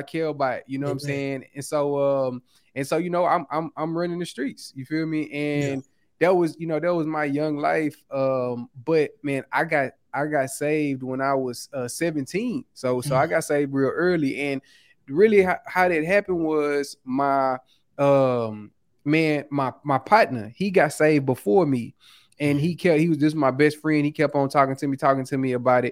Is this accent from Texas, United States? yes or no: yes; Houston, Texas, United States; moved away as an adult; also born or lived in Kansas City; born and raised in Houston, Texas, on the south side, South Park